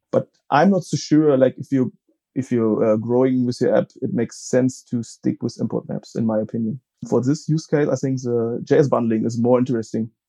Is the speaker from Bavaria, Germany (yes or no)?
no; Frankfurt, Hesse, Germany; I'm from uh, Germany, Frankfurt am Main